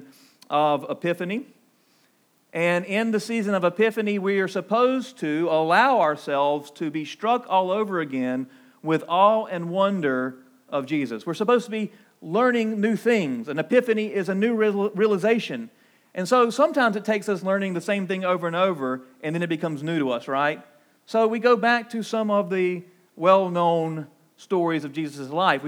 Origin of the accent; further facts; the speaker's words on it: Claxton, Georgia, United States; my hometown in Claxton